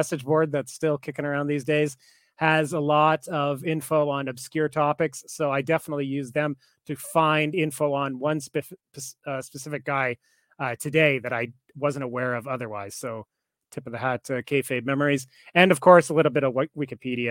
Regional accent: Canada; I'm Canadian

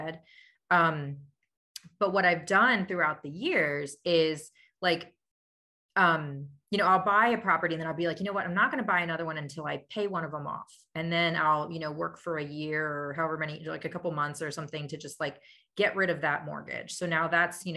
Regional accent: Lititz, Pennsylvania, United States; now in Lancaster, United States; I grew up in Lititz, Pennsylvania

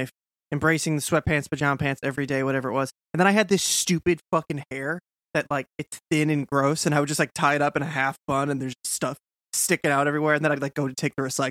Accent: Massachusetts, United States; I'm from Mass.

